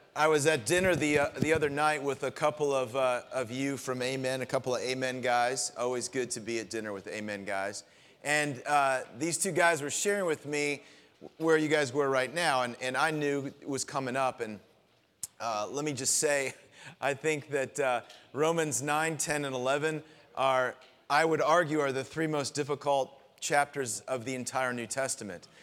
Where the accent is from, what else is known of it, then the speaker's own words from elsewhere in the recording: Florida, United States; moved away; I grew up down in Florida